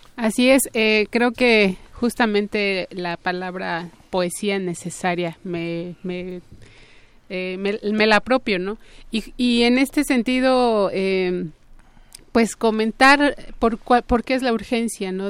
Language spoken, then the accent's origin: Spanish; Santo Tomás, Michoacán, Mexico; la comunidad de donde yo vengo, Santo Tomás